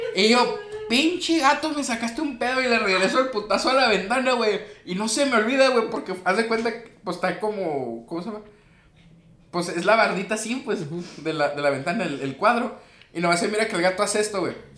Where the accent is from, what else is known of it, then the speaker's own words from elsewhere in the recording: Sinaloa, Mexico; Somos de Sinaloa